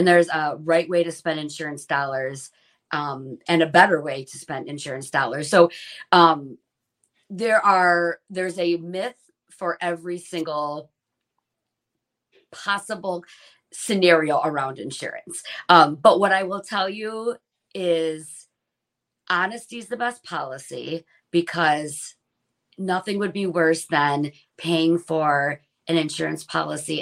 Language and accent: English; Shelby Township, Michigan, United States; own an insurance agency right in the community that I grew up in Shelby Township.